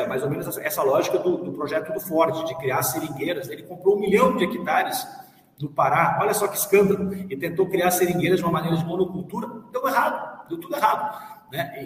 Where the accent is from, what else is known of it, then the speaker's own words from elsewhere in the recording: South Region, Brazil; accent: southern; now in Goiás, Brazil; eu tenho origem do Sul, talvez o meu sotaque já tenha revelado isso